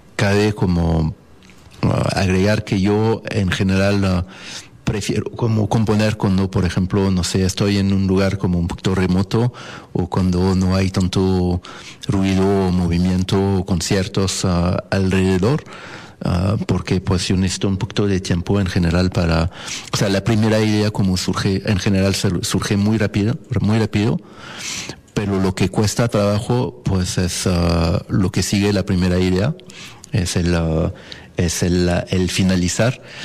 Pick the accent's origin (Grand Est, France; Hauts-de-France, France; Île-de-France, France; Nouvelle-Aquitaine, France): Île-de-France, France; Paris; Spanish is a second language; moved away as an adult; now in Mexico; Yo nací en, ah, en París, Francia, y allá como allá estudié.